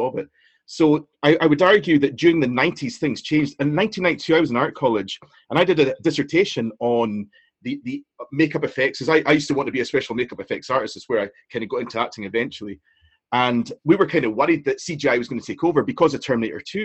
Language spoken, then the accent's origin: English; Inverness, Scotland, United Kingdom; I'm from Inverness, I went round to Greg Street Post Office